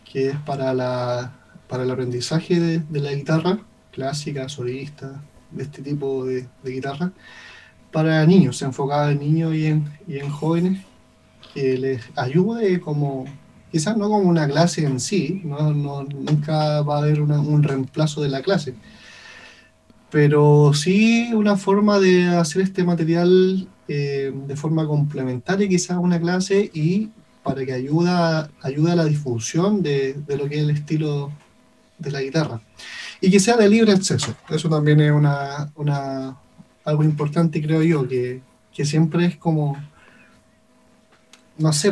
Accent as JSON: {"language": "Spanish", "country": "Chile", "said": "la música de cámara desde nuestra perspectiva como chileno, como personas de, de, este territorio, más allá de como chileno en sí, sino que personas que viven en esta zona geográfica"}